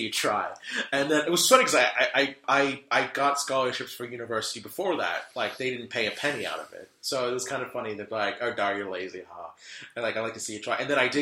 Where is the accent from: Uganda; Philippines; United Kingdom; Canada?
United Kingdom; London; moved away; also born or lived in Charlotte, North Carolina; I was born and raised in London in the UK.